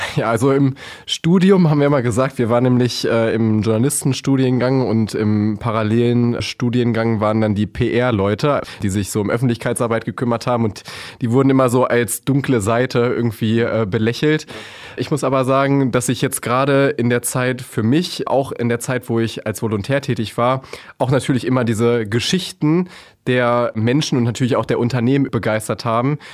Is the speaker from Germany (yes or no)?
yes; Hameln, Lower Saxony, Germany; moved away as an adult; Ich bin äh, waschechter Hamelner sozusagen, also ein richtiger Local.